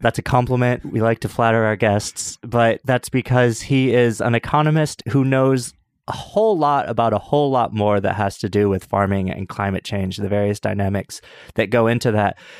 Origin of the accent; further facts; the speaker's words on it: New York, United States; As a New Yorker